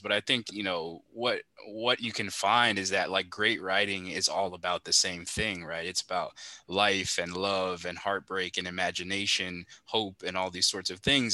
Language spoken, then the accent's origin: English; Miami, Florida, United States; someone from Miami